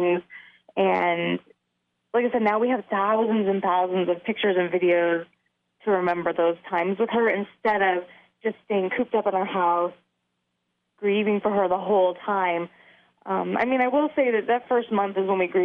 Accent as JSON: {"language": "English", "region": "California", "country": "United States", "moved": "yes", "said": "She went to my home state of California"}